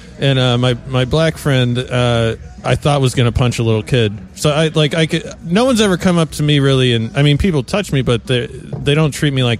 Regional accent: Fairbanks, Alaska, United States; I grew up in Fairbanks, Alaska, which is, regardless of the jokes people make, it's a very diverse place.

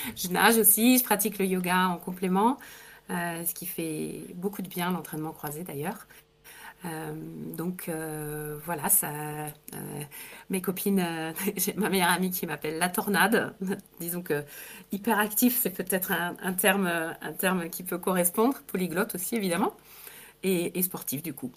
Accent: France; moved away as an adult; also born or lived in England / Italy; je suis née en France, j'ai passé pas mal de temps à l'étranger, en Angleterre, en Italie

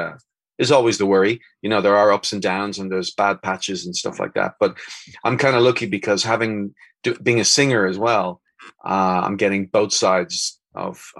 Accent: Dublin, Leinster, Ireland; now in Spain; I'm from Dublin

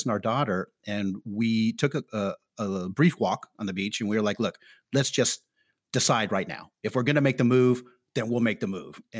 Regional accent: San Francisco, California, United States; now in Stockholm, Sweden; I'm from San Francisco

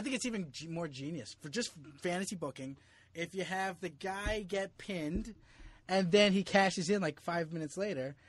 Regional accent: Jersey City, New Jersey, United States; moved away as an adult; also born or lived in New York; now in Philippines; I grew up in Jersey City

